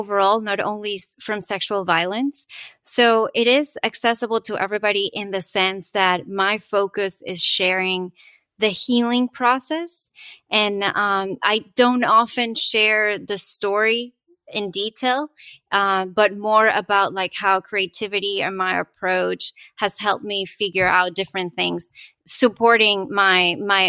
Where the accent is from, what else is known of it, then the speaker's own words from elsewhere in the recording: Venezuela; now in United States; I'm originally from Venezuela